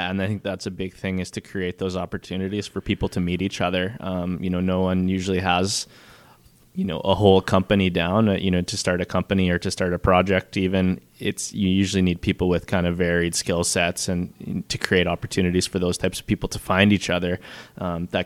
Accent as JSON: {"language": "English", "town": "Moose Jaw", "region": "Saskatchewan", "country": "Canada", "tie": "born or raised there", "said": "I grew up in Moose Jaw"}